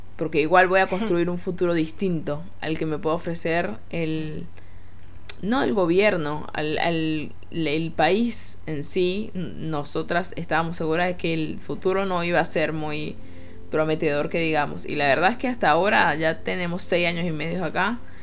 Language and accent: Spanish; Venezuela; moved away; como venezolana